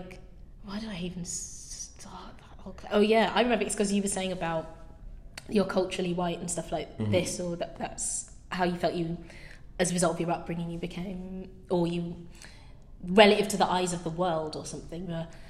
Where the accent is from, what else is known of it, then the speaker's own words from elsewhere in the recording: rural Nottinghamshire, East Midlands, United Kingdom; But obviously I'm a highly melanated person, and I've always found that really complicated, because I can't really join in conversations about a back home that isn't rural Nottinghamshire or something like that.